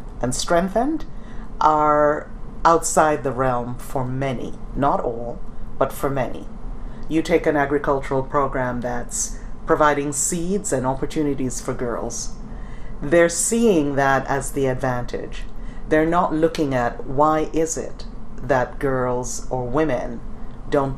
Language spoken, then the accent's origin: English; Jamaica; now in United States; I come from Jamaica